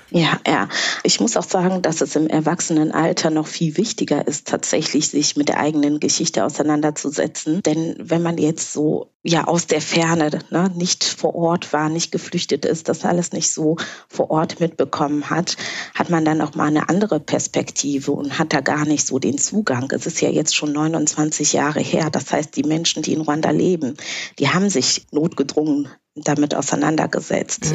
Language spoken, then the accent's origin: German; Bonn, North Rhine-Westphalia, Germany; first language Kinyarwanda; German is a second language; also born or lived in Rwanda (born); now in Berlin, Germany; damals, in Anfang der 90er, bin ich dann mit meiner Familie hier nach Deutschland gekommen, nach Bonn